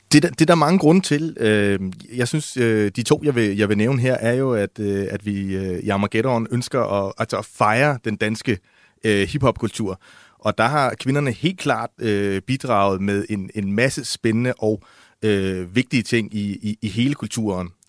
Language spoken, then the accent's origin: Danish; Odense, Southern Denmark, Denmark; i Odense, hvor jeg er fra